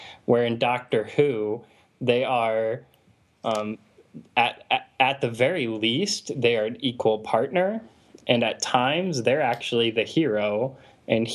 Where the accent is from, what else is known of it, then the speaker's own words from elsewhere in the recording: United States; I'm an American